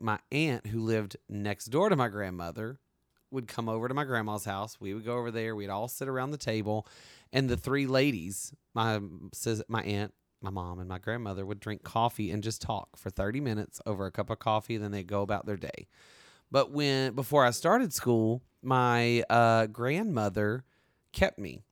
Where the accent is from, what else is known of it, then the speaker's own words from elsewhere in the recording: the South, United States; I'm from the South.